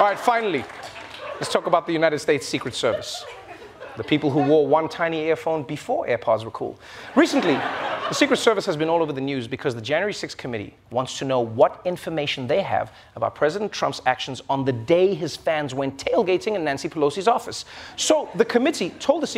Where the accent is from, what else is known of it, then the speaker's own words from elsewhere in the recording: South Africa; I'm South African